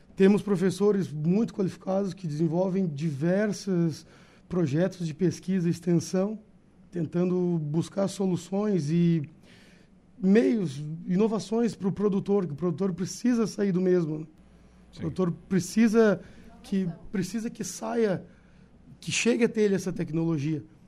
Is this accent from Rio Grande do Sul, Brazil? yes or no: yes; São José dos Ausentes, Rio Grande do Sul, Brazil; Mas eu sou de Ausentes